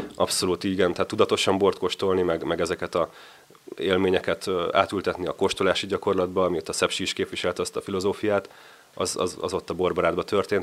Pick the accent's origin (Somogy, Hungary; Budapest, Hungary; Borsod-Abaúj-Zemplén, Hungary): Budapest, Hungary; moved away as an adult; also born or lived in Mátra; Én Csepelen nőttem föl